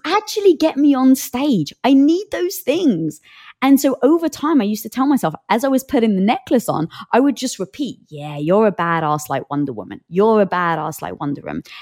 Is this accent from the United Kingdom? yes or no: yes; England, United Kingdom; I'm from England